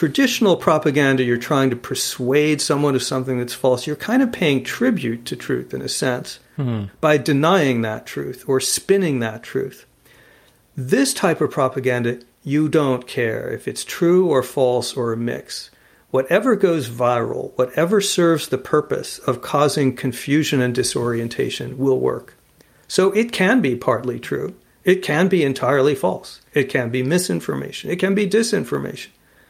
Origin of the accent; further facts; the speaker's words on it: Arizona, United States; Right now in my home state of Arizona, there is a fourth recount of the presidential vote happening